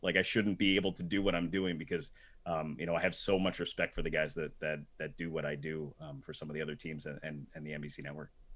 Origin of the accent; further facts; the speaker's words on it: New Jersey, United States; I grew up in New Jersey, um, right outside New York City